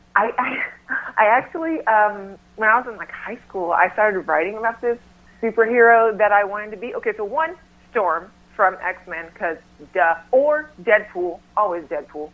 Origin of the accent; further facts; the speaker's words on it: North Carolina, United States; now in Los Angeles, United States; back home. I'm from North Carolina